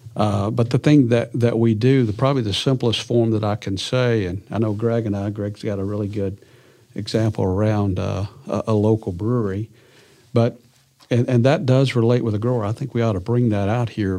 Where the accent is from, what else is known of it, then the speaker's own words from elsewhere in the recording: Clarendon, Arkansas, United States; I grew up in Arkansas, a little farm community in eastern Arkansas, uh, over there on the White River, a little community called Clarendon.